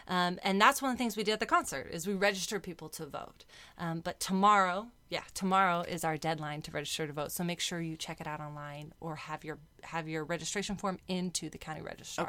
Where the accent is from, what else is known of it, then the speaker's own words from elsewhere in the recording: San Diego, California, United States; So I was born and raised in San Diego